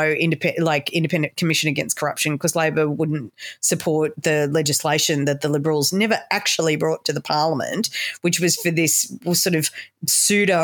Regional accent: Sydney, New South Wales, Australia; moved away; I'm very proud to be from New South Wales. And I'm so old. I came from Sydney when Sydney was fun

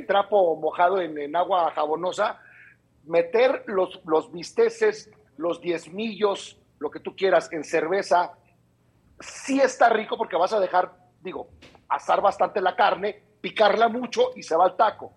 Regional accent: Mexicali, Baja California, Mexico; somos, acuérdate acá, los de Mexicali

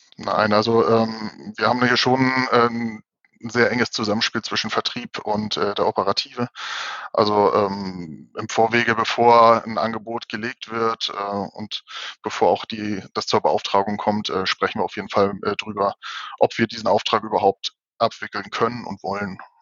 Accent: Hamburg, Germany; ich bin zwar gebürtiger Hamburger

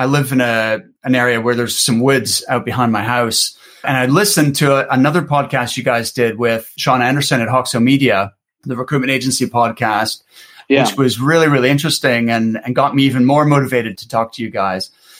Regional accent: Canada; now in Edinburgh, United Kingdom; I'm from Canada originally.

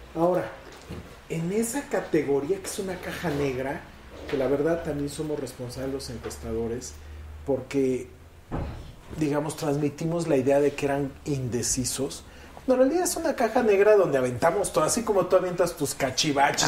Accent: Veracruz, Mexico; moved away; Yo estaba antes registrado en Veracruz, porque yo soy de Veracruz

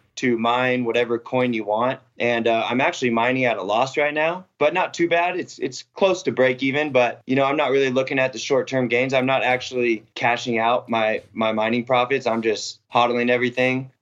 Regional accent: Seattle, Washington, United States; moved away as an adult; now in Prescott, United States; I grew up in Seattle

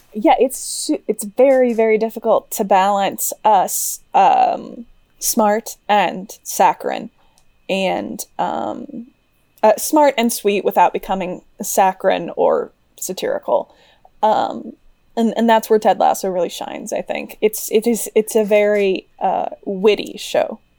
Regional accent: Midwest, United States; I grew up in the Midwest, like Ben

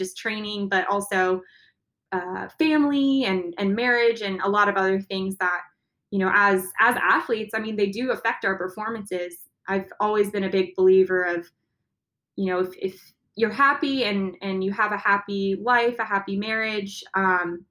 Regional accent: San Diego, California, United States; my dad was a U.S. Navy captain. So I grew up near the water. I was born in San Diego

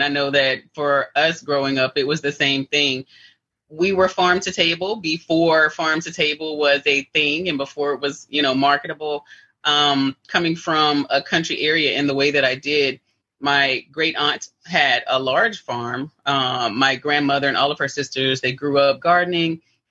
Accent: Rockmart, Georgia, United States; I'm a native Georgian. I'm a native Georgia peach. Of course, there's not a lot of us around anymore. But I was born and raised in Polk County, which is on the Alabama-Georgia border here in Northwest Georgia, a little town called Rockmart

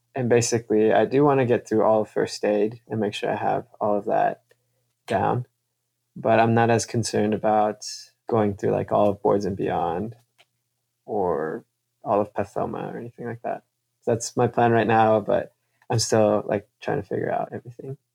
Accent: Kansas City, United States; also born or lived in California / Mexico; I'm from California, but I grew up in Kansas City. My family is from Mexico

